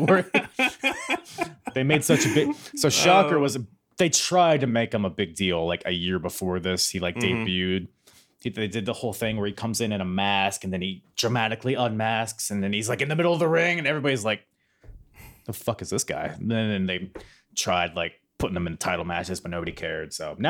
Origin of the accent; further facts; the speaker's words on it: Philippines; I mean, I'm Filipino.